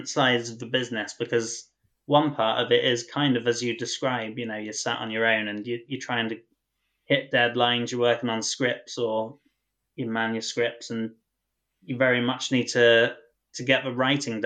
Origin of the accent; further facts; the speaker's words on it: North Devon, South West England, United Kingdom; moved away as an adult; now in London, United Kingdom; I grew up in North Devon and I moved to London when I was 20 years old to become a writer.